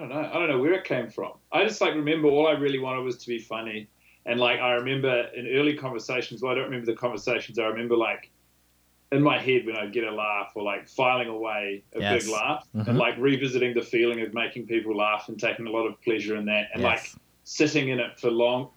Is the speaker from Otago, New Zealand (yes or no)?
no; Christchurch, Canterbury, New Zealand; I grew up in Christchurch, New Zealand